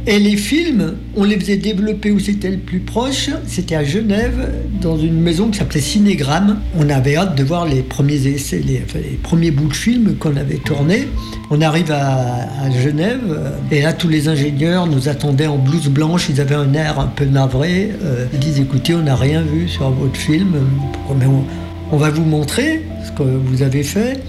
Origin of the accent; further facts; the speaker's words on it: Annecy, Auvergne-Rhône-Alpes, France; moved away; also born or lived in Grenoble; Je suis d'Annecy